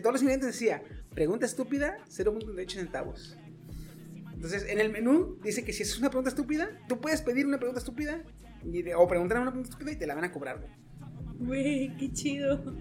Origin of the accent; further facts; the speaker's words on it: Mexico; Somos mexicanos, cabrón. Somos mexicanos. O sea.